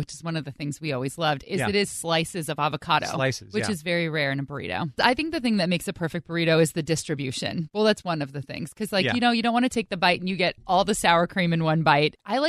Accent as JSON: {"language": "English", "area": "Bay Area", "region": "California", "country": "United States", "also_born_or_lived": "Chico", "said": "I'm from the Bay Area, but I went to school in Chico."}